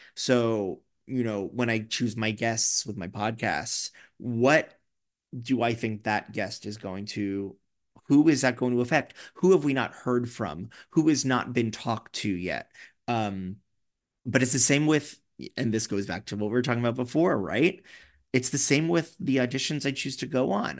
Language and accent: English; New York, United States; I'm such a New Yorker